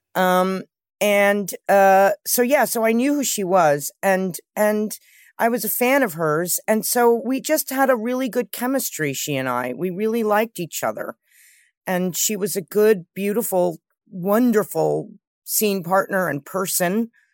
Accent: New York City, New York, United States; I grew up with my mother in New York

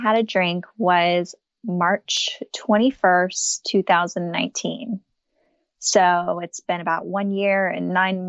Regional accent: Austin, Texas, United States; also born or lived in Japan; So I grew up in Austin, Texas. I'm 32 years old, about to be 33. I'm mostly spent my life in Austin, Texas, but was born abroad over in Japan, moved around a lot

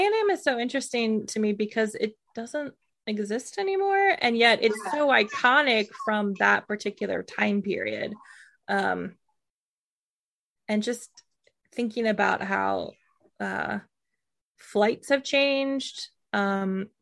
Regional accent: Midwest, United States; I grew up in the Midwest.

